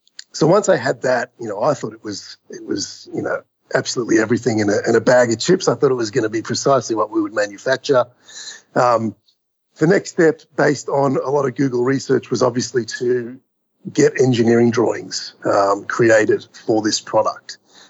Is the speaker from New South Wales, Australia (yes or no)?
no; Melbourne, Victoria, Australia; moved away as an adult; also born or lived in New York City; I grew up in Melbourne, Australia